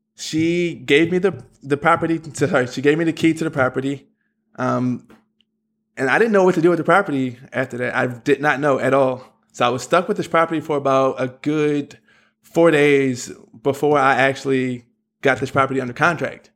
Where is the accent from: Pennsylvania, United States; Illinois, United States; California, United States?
Pennsylvania, United States; Philadelphia; I'm from Philadelphia